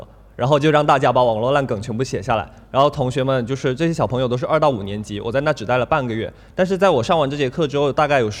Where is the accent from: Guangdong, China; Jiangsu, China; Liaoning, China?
Guangdong, China; Shenzhen; 从小学到大学，我都是在深圳长大的。